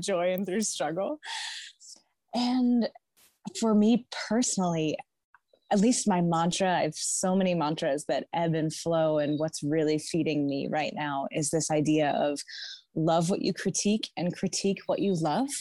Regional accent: Naples, New York, United States; I grew up here in the Finger Lakes of Western New York in my father's garden

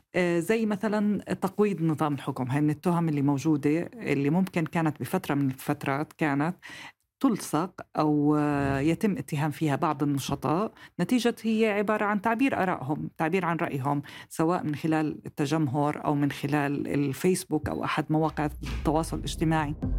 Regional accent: Jordan; إلنا كأردنيين

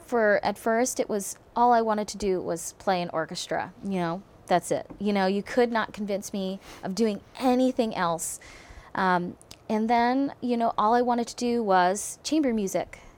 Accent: Philadelphia, Pennsylvania, United States; also born or lived in Berlin; now in Eugene, United States; growing up in Philadelphia

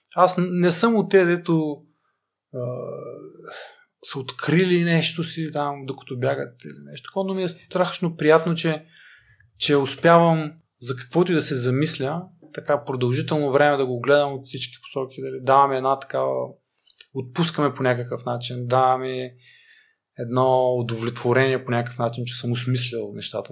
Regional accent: Stara Zagora, Stara Zagora Province, Bulgaria; аз съм от Стара Загора

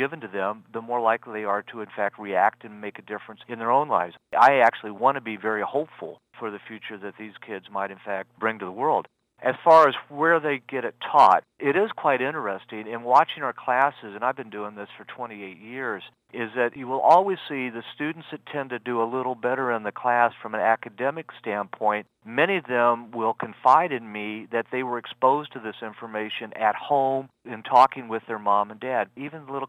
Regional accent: Liberty, Missouri, United States; Liberty, Missouri, which is what my hometown is

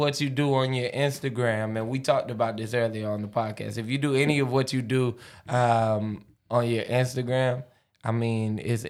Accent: Pensacola, Florida, United States; Got a shout out to Gulf Side, I'm from Pensacola. Used to say the Gulf Side

